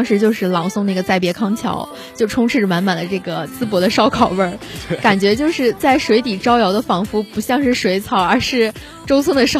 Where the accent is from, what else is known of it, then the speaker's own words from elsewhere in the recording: Shandong, China; 其实我觉得同为山东人呢，讲的话对方真的是不一定能够听懂的。但是呃，说实话，对于我跟班长来说，我们两个如果去说山东话的话，其实没有什么压力，因为我们两个都是潍坊人嘛。